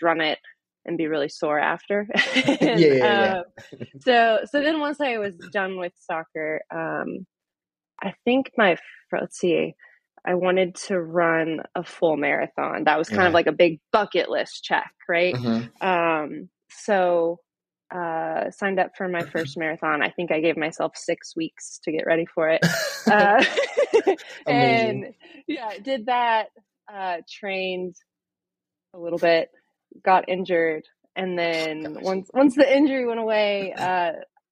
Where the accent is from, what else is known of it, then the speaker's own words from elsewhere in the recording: Edmond, Oklahoma, United States; I grew up in Edmond, graduated from high school there, from Memorial.